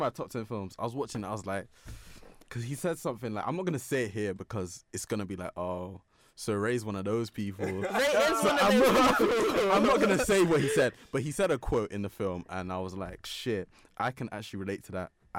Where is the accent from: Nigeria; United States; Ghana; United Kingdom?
Nigeria; Bro, we're just Nigerian.